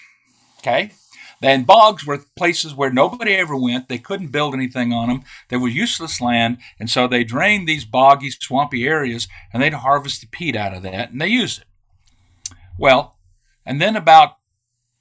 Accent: Texas, United States; I'm from Texas

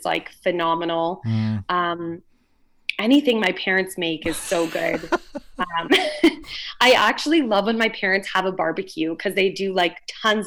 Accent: London, Ontario, Canada; I was born and raised in London, Ontario

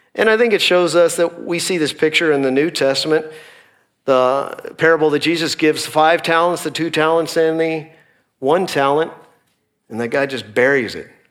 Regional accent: Dallas, Texas, United States; also born or lived in Northeast Oklahoma; we are both from the Dallas area

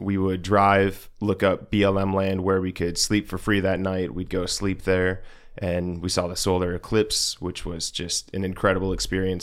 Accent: Rochester Hills, Michigan, United States; moved away as an adult; also born or lived in Hancock, Michigan; I'm from downstate Michigan, so Rochester Hills. It's a suburb of Detroit, about forty-five minutes north of there

